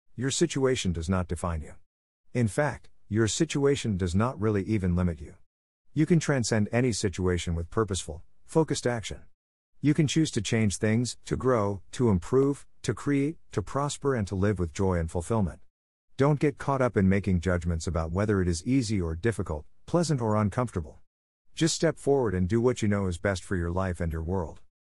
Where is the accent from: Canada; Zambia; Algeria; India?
Zambia; Luapula Province; growing up in Luapula province of the Republic of Zambia